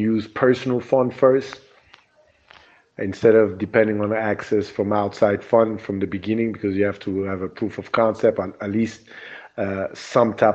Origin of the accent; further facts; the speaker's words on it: Burundi; also born or lived in United States; now in Rwanda; I grew up in Burundi, which is Central East Africa